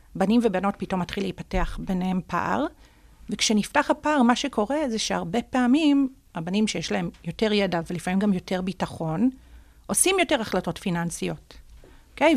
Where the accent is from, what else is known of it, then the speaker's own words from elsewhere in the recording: Jerusalem, Jerusalem District, Israel; נולדתי וגדלתי בירושלים, אה, בשכונת בית הכרם